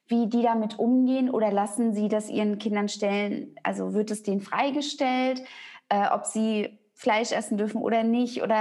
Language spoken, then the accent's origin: German; East Germany, Germany; also ich bin auch in der DDR groß geworden und die waren halt ganz viel im Mangel gewesen.